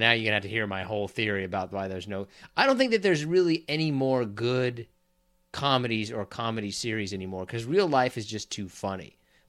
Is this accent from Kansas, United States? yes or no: yes; Kansas, United States; I'm also from Kansas